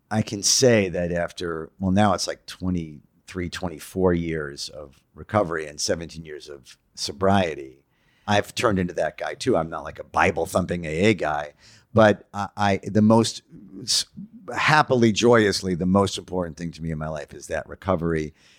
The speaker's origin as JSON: {"language": "English", "town": "New York City", "region": "New York", "country": "United States", "said": "I'm a Jew from Queens"}